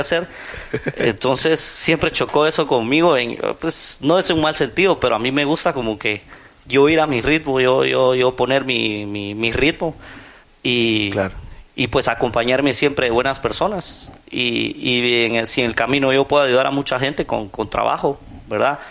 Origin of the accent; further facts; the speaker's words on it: Guatemala; ya sabes cómo somos los chapines